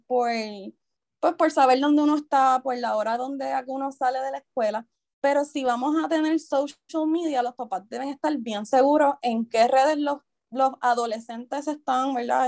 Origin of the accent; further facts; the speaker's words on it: Isabela, Puerto Rico; yo soy natural de Isabela, Toda mi vida me he criado en Isabela